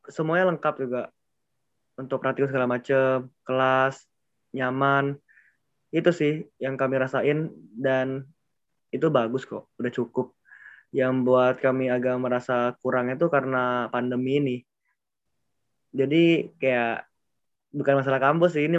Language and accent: Indonesian; Palembang, South Sumatra, Indonesia; Oke ya, jadi ya aku dari Palembang itu